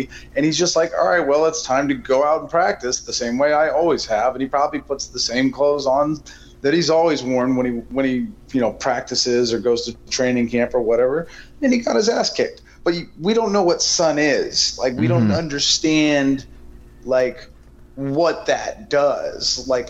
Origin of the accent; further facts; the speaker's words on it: Portland, Oregon, United States; As a native Oregonian, which me and Justin Herbert both are, shout out, he lived in Eugene, I'm from Portland.